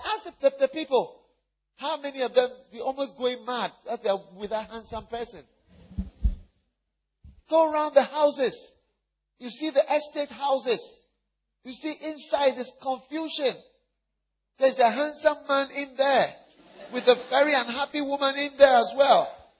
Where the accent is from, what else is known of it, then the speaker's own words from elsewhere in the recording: Switzerland; now in United States; because I come from Switzerland also.